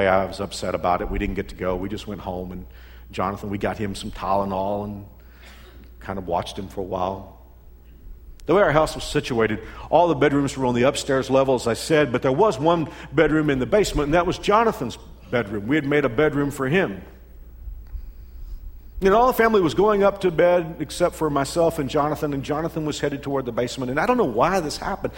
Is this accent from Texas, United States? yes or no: yes; Texas, United States; moved away as an adult; now in Kansas, United States; I came from Texas, and when I went to college in Arlington